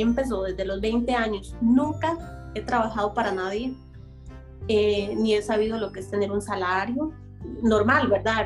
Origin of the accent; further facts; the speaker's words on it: San Isidro de Heredia, Heredia, Costa Rica; Soy, eh, para los que conocen Costa Rica, eh, de la provincia de Heredia, específicamente en San Isidro de Heredia.